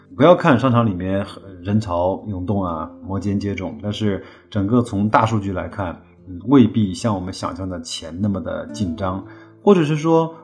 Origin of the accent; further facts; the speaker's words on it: China; 我们中国人